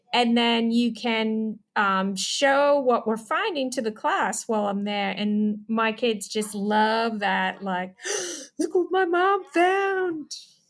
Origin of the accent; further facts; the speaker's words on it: Chicago, Illinois, United States; born there; also born or lived in North Carolina / Upper Michigan / Washington, D.C. suburbs; I was born in Chicago. And I grew up all different places around the US, North Carolina, Upper Michigan. I went to high school in the suburbs of Washington, D.C.